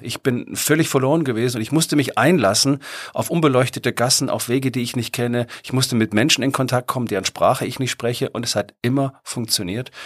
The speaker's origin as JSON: {"language": "German", "country": "Germany", "said": "als Deutscher"}